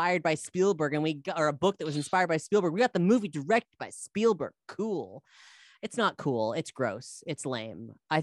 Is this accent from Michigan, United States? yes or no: no; South Florida, United States; I'm from South Florida